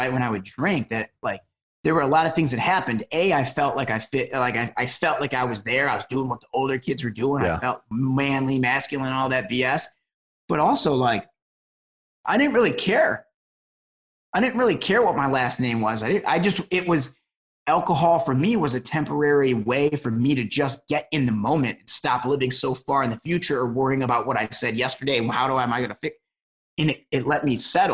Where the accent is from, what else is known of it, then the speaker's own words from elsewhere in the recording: Detroit, Michigan, United States; now in Los Angeles, United States; I grew up in Metro Detroit, you know, was the son of a cop